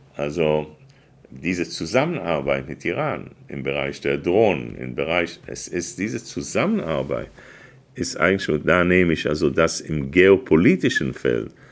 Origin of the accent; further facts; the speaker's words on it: Israel; now in Germany; jemandem, der Staatssekretär war, als Israel sich einseitig aus dem Gazastreifen sich rausgezogen hat